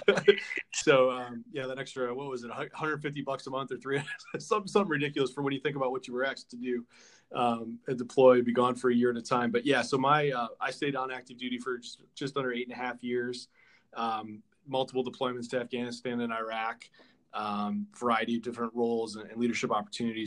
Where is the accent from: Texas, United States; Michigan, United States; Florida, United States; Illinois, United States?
Illinois, United States; near Great Lakes Naval Training Center, northern; now in Washington, D.C., United States; I grew up just outside Great Lakes Naval Training Center in northern Illinois.